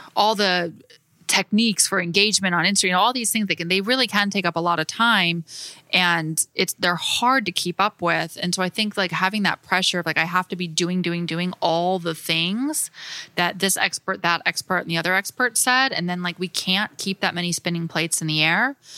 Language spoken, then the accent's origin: English; Florida, United States; moved away as an adult; I would come home every summer and work with an interior designer in my hometown in Florida, very small town